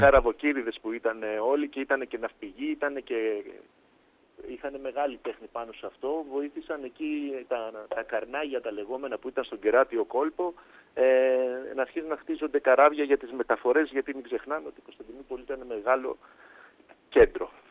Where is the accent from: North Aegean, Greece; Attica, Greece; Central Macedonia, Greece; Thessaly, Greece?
Attica, Greece; Nea Filadelfeia; Εγώ γεννήθηκα στη Νέα Φιλαδέλφια.